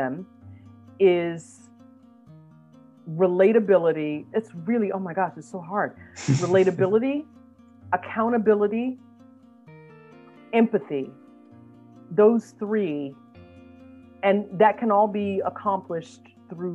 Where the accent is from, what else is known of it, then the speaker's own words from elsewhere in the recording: United States; as an American